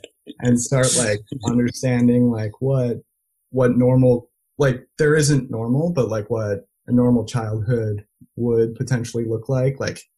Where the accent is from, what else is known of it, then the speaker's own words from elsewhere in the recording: Belgium; Like I grew up speaking multiple languages. And growing up in Belgium was fantastic.